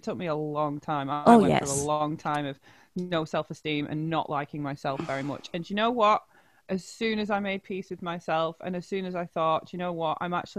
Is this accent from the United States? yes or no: no; Salford, North West England, United Kingdom; accent: Salford; I'm Manchester. I'm Salford.